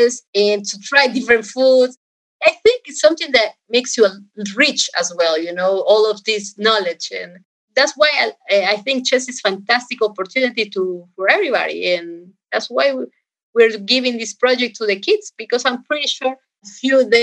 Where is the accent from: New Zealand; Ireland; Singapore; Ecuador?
Ecuador; Guayaquil, Guayas; also born or lived in Rhode Island, United States; I was born in this Rhode Island, and then after a few months or not even 1 year, I went to Ecuador. And I was raised in Ecuador.